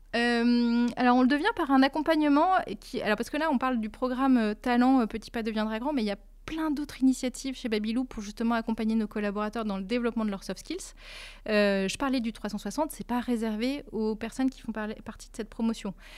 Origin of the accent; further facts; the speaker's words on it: Lille, Hauts-de-France, France; moved away as an adult; also born or lived in Switzerland; je suis lilloise d'origine